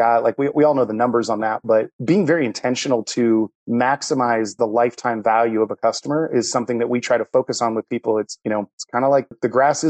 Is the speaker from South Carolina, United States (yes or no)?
no; Ohio, United States; moved away as an adult; now in Charlotte, United States; I'm actually from Ohio and got relocated down there